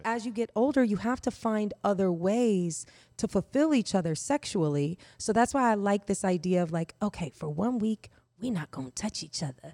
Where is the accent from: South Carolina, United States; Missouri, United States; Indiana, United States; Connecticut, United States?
Indiana, United States; I grew up in Indiana